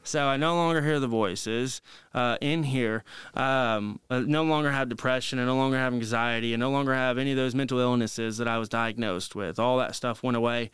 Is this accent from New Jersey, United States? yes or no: no; Marion, Indiana, United States; my hometown, Marion, Indiana